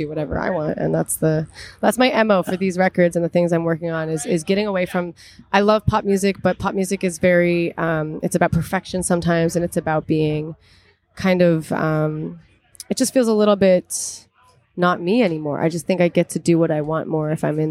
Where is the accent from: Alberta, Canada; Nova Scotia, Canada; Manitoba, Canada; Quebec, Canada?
Nova Scotia, Canada; Halifax; moved away as an adult; now in Toronto, Canada; where I grew up and where I first started, which was Halifax and Nova Scotia